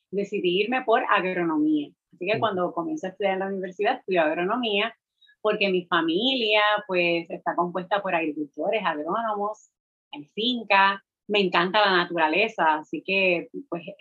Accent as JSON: {"language": "Spanish", "town": "Utuado", "country": "Puerto Rico", "tie": "born or raised there", "also_born_or_lived": "Mayagüez", "said": "soy del pueblo de Utuado, criada en la montaña, eh, pero cuando decido irme a la universidad me voy al Colegio de Mayagüez, a la UPR"}